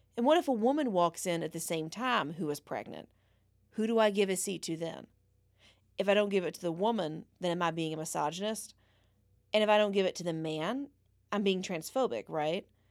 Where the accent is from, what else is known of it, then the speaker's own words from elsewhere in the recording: United States; we're American